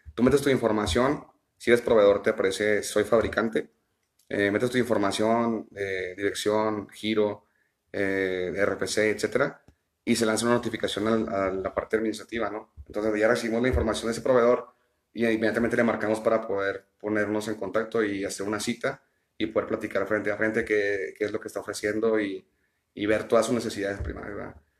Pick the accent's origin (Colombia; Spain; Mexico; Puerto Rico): Mexico; Ciudad Juárez, Chihuahua; soy nacido en, la ciudad de Chihuahua, eh, tengo viviendo aquí en Ciudad Juárez ya eh, pues, toda mi vida, de los dos años que me vine aquí